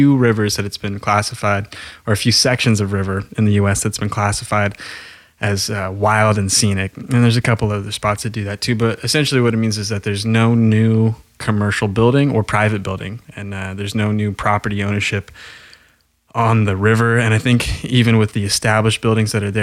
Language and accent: English; Grants Pass, Oregon, United States; my hometown at Grants Pass